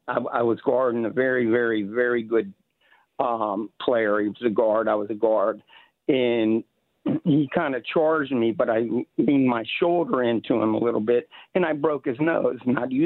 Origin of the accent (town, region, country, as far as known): Virginia, United States; born or raised there